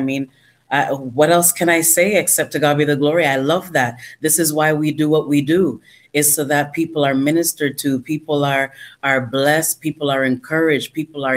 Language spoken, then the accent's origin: English; Toronto, Ontario, Canada; was born in Toronto, Canada. I am a Canadian citizen.